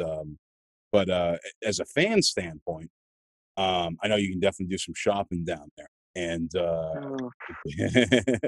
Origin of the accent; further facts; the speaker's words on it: New England, United States; moved away; I'm from New England